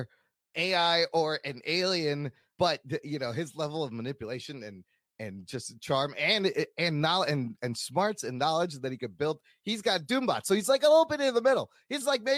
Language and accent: English; Chicago, Illinois, United States; I am also a Pakistani American who was raised in Chicago to immigrant parents